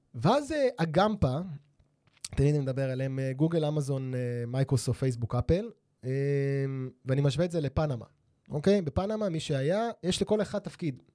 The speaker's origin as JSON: {"language": "Hebrew", "town": "Holon", "region": "Tel Aviv District", "country": "Israel", "tie": "born or raised there", "said": "אני נולדתי בחולון"}